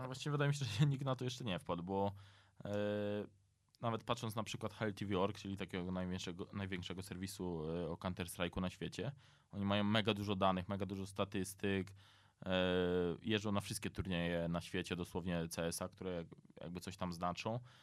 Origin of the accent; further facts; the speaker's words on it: near Dębica, Subcarpathian Voivodeship, Poland; ja jestem z e, pod Dębicy, dokładnie ze Starszęcina